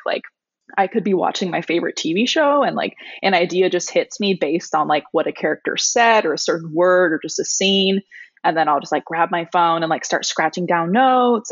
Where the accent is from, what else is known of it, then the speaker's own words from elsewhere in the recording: Pacific Northwest, United States; now in Portland, United States; I grew up on the Pacific Northwest